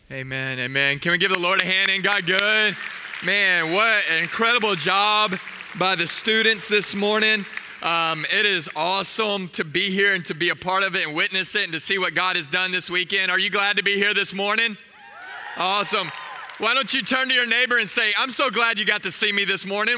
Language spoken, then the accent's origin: English; Waco, Texas, United States; I'm from Waco.